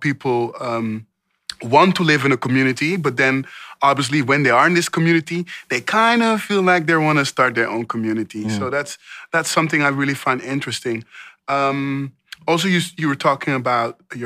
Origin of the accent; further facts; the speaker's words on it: Amsterdam, North Holland, Netherlands; I was born and raised in Amsterdam North, which I'm very, very proud